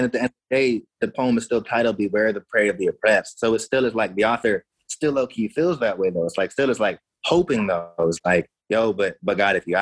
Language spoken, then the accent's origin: English; United States; moved away as an adult; also born or lived in Madison / Oregon; now in Canada; I'm in Canada now. I'm from the States